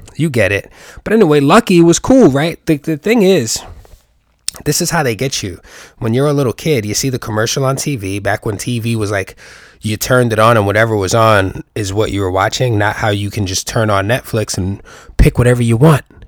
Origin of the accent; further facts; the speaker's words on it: New York, United States; I'm a New Yorker.